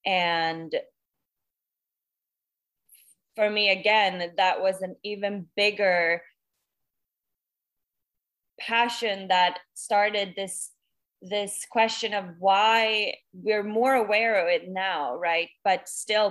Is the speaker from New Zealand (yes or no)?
no; Stockholm, Stockholm County, Sweden; moved away as an adult; now in Los Angeles, United States; I am originally from Stockholm, Sweden, but I now live in LA and have been for almost 8 years now.